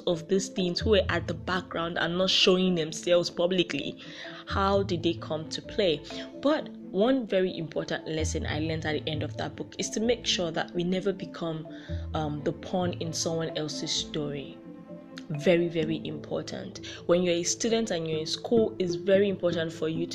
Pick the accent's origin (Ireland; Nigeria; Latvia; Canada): Nigeria